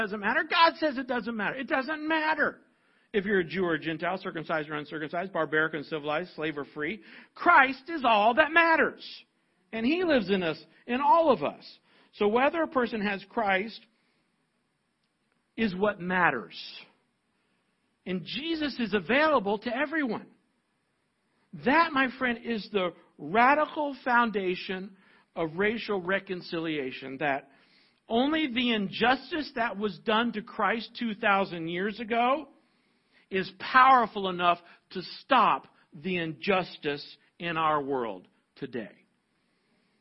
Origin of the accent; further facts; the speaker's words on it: United States; I'm a white, older American male